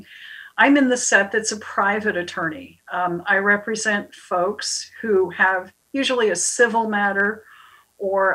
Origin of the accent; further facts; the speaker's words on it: Bellows Falls, Vermont, United States; I grew up in Bellis Falls